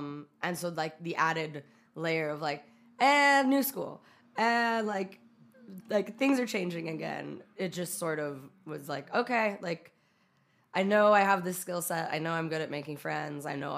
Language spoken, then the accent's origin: English; California, United States; also born or lived in Utah; So it's like, I was born in Southern California. He worked at a station there. Then, like, at a certain point, we moved to Utah. Then we moved back to California to, like, the Bay Area